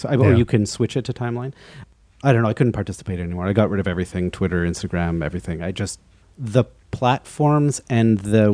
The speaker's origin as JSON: {"language": "English", "town": "Vancouver", "region": "British Columbia", "country": "Canada", "tie": "born or raised there", "moved": "yes", "lives_now": "Montreal, Canada", "said": "growing up in Vancouver"}